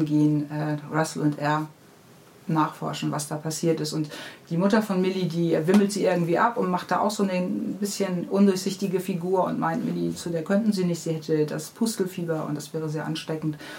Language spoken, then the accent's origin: German; Hamburg, Germany; Ich bin in Hamburg-Niendorf aufgewachsen am Moor